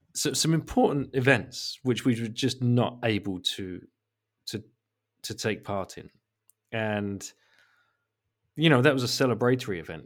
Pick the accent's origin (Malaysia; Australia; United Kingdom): United Kingdom; England; I'm an English guy